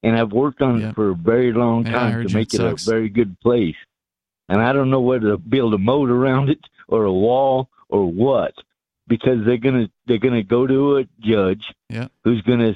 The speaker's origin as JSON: {"language": "English", "country": "Ireland", "moved": "yes", "lives_now": "United States", "said": "immigrant from Ireland"}